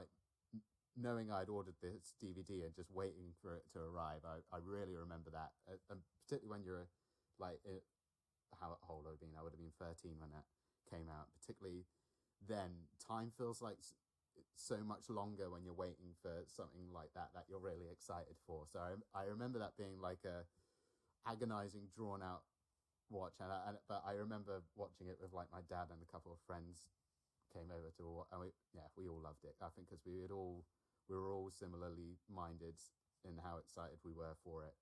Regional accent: Alderney, Guernsey; I grew up on an island in the Channel Islands. I grew up on Alderney.

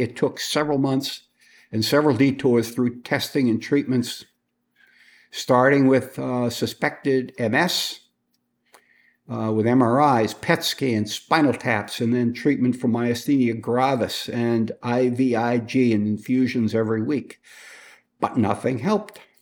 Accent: Boston, Massachusetts, United States; I was born and raised in Boston, uh, near Boston in the suburb

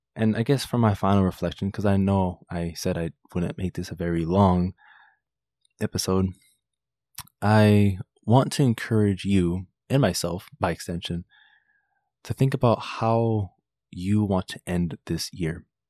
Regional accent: South Florida, United States; also born or lived in Washington, D.C.; I grew up in South Florida where I am right now

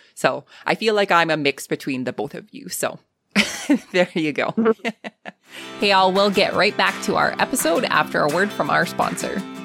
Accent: Canada; accent: Canadian; my Canadian accent

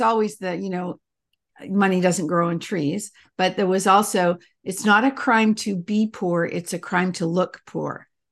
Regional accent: Canada; also born or lived in England; we moved from England to Canada when I was little

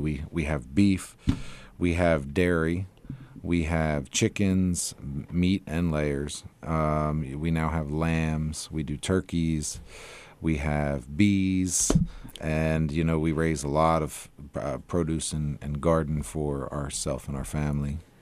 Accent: Pennsylvania, United States; moved away; we're originally from Pennsylvania

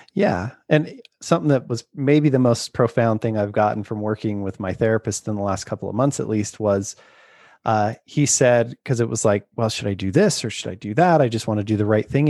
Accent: Utah, United States; I grew up in Utah

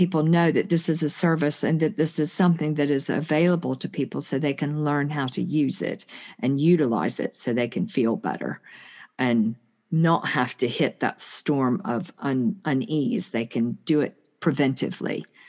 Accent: United States; because I'm from the States, you know, you have to pay for your health care

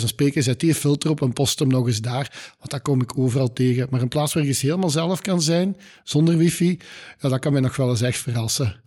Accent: Limburg, Flanders, Belgium; als Limburgers is dat zo'n beetje onze DNA

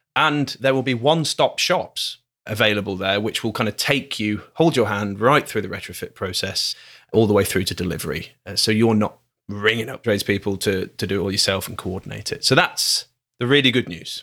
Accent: Glasgow, Scotland, United Kingdom; we're from Glasgow, here, everything's slower

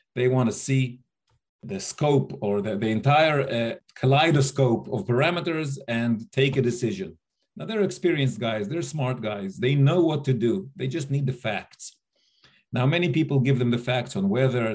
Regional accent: United States; moved away as an adult; also born or lived in India; I grew up in the States

